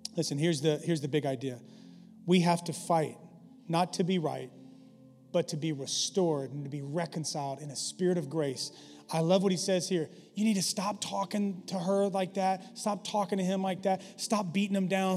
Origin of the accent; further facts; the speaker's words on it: the South, United States; I grew up in the South